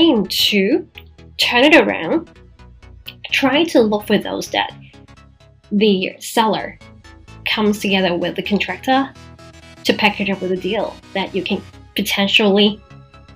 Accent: Macau; my hometown, Macau

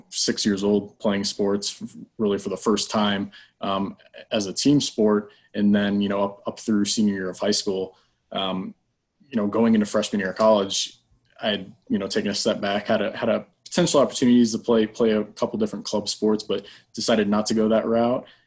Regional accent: Columbus, Ohio, United States; I'm originally from Columbus, Ohio

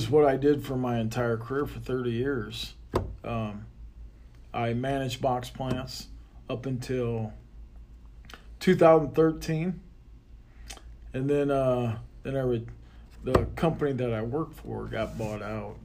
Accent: Sergeant Bluff, Iowa, United States; now in St. George, United States; I grew up in a small town called Sergeant Bluff, Iowa.

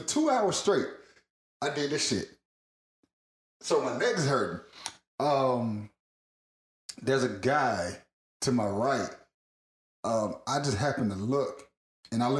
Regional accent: Georgia, United States; Georgia growing up here

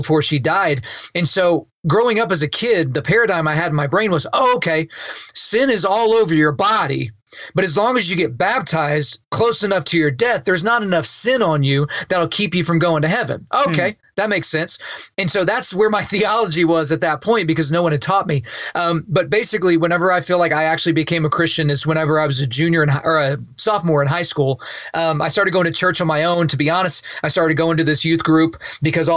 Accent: Lawton, Oklahoma, United States; I grew up in Southwest Oklahoma in a town called Lawton

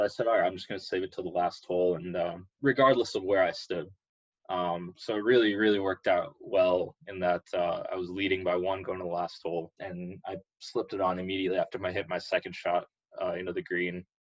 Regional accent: Chino Hills, California, United States; the first thing that a lot of people told me or talked about when I told them I'm from Chino Hills is that is that where the Ball Brothers live?

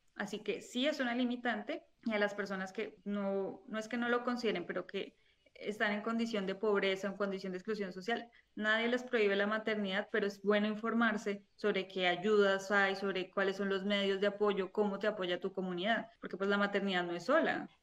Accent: Colombia; now in Spain; soy colombiana, vivo en España

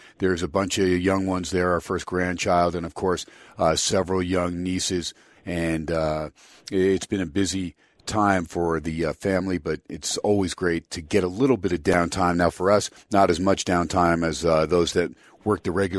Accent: New Jersey, United States; now in Las Vegas, United States; the area that I grew up in North Jersey

